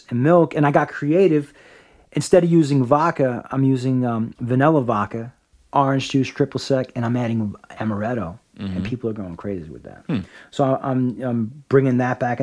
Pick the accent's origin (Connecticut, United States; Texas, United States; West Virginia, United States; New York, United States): New York, United States; New York City; I was born in the Bronx